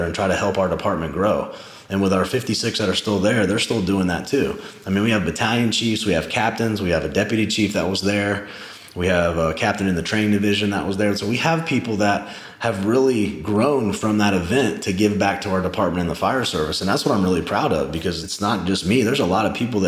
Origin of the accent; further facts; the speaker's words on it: Charleston, South Carolina, United States; I'm this guy from Charleston